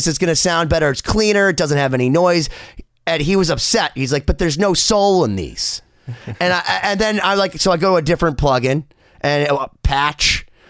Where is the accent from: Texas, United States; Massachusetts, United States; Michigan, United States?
Massachusetts, United States; Boston; I'm from Boston. I love Boston.